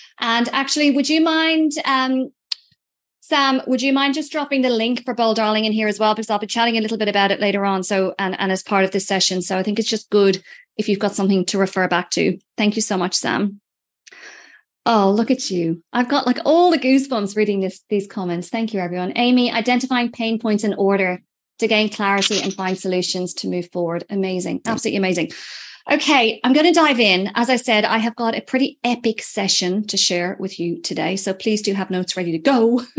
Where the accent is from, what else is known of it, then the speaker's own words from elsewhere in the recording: Ireland; I'm Irish.